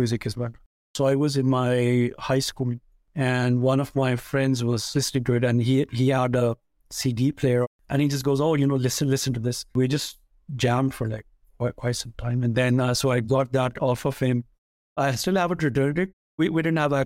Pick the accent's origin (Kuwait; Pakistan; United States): Pakistan; Faisalabad, Punjab; moved away; most of my early childhood was in another city called Faisalabad, and that's the third largest city in Pakistan.